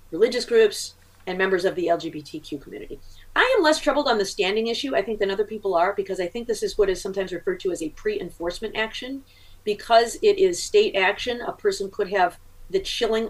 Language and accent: English; Michigan, United States; here in my home state of Michigan